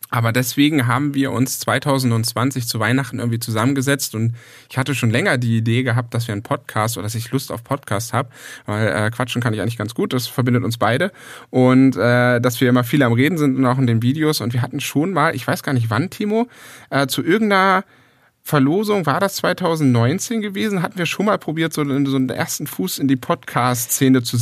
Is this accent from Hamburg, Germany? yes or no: yes; Hamburg, Germany; Ich bin zurück in meine alte Heimat nach Hamburg gegangen.